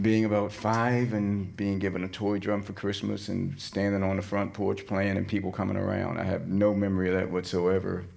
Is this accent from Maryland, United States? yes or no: yes; Baltimore, Maryland, United States; I grew up in Baltimore